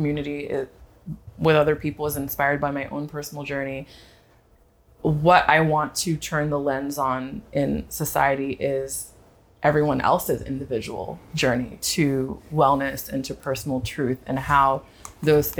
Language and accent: English; the Bay Area, California, United States; now in Brooklyn, United States; If I had to claim a place as home, I'd claim the Bay and the Bay Area, California.